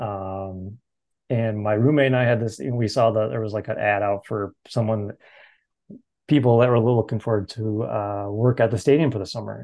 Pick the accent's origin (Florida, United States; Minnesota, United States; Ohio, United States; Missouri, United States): Minnesota, United States; growing up in Minnesota here